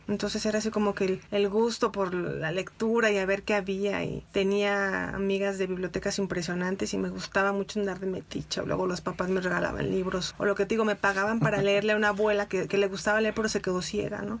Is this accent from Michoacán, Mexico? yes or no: no; Irapuato, Guanajuato, Mexico; Soy de, nací en Irapuato